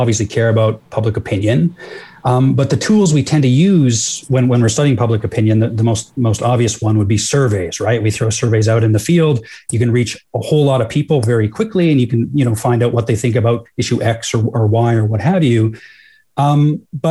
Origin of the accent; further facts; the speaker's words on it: rural Alberta, Canada; I'm from rural Alberta too